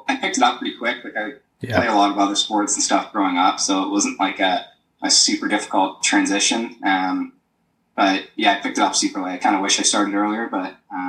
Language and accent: English; Uxbridge, Ontario, Canada; also born or lived in Florida / Savannah, Georgia; I grew up in Uxbridge, just north of the city here in Toronto.